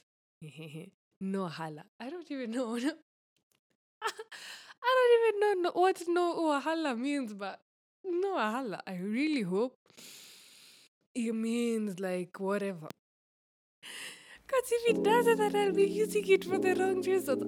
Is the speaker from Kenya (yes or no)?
yes; Ngong, Kajiado County, Kenya; I was raised up in Ngong my whole life